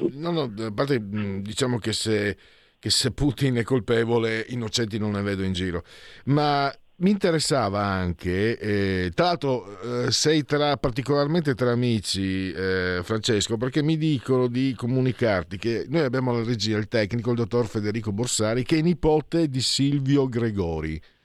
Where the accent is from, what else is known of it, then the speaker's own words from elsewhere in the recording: Friuli-Venezia Giulia, Italy; vengo dal Friuli, ero vicino anche ad Aviano